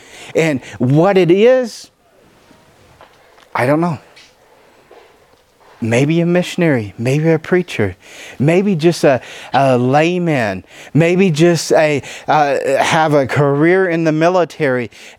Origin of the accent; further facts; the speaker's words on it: the South, United States; She's a Yankee. I'm a Southerner. We don't mix normally.